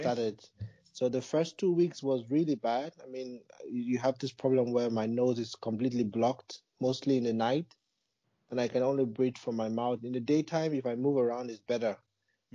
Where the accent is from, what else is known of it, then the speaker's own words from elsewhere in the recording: Nigeria; moved away as an adult; also born or lived in Malaysia; now in Germany; I'm originally from Nigeria. I was born in, in Nigeria, and I grew up there till I think I was 19